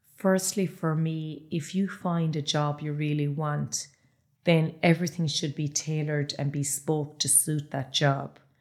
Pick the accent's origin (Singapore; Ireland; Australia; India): Ireland; Ballyheigue, Munster; I'm from Ballyhigh